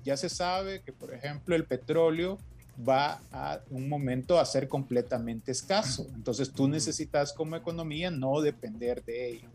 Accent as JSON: {"language": "Spanish", "country": "El Salvador"}